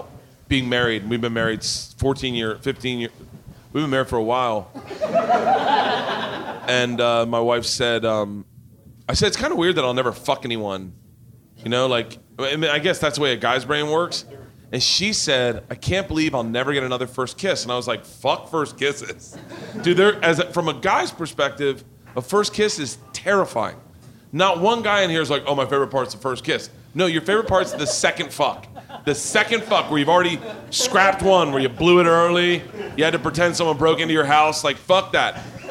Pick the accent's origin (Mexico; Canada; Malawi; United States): United States; the South; that's why I say, because I grew up in the South.